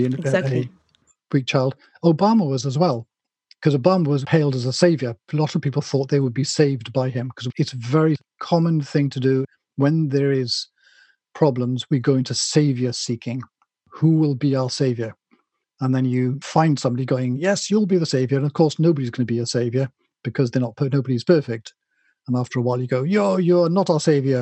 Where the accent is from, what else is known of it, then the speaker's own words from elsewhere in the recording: Wales, United Kingdom; I'm not English, I'm Welsh